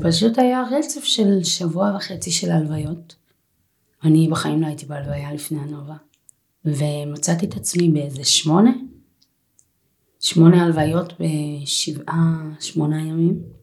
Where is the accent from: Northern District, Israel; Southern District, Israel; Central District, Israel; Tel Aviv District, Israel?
Tel Aviv District, Israel; Holon; אני מגיעה מאזור חולון